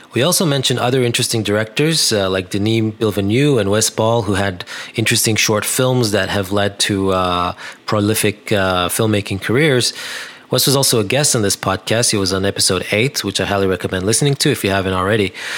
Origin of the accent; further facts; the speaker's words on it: Netanya, Central District, Israel; my hometown in Netanya